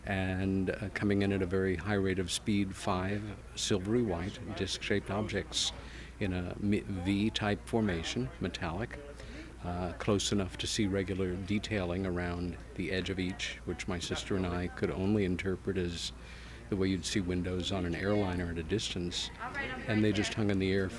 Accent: United States; now in Ithaca, United States; like any kid growing up in America in the 1960s

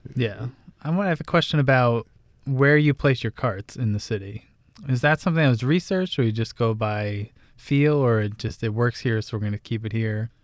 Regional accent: Neptune, New Jersey, United States; I'm from Jersey

